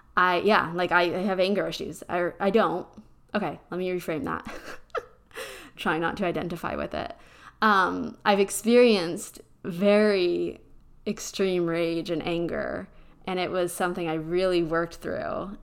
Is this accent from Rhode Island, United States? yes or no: no; Pennsylvania, United States; now in Texas, United States; I'm from Pennsylvania, and I'm used to those type of roads, and being here in Texas